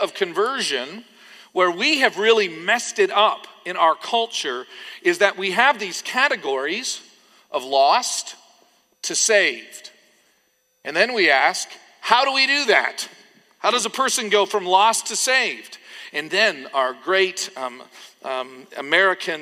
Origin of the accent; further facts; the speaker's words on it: Canada; when I was growing up in Canada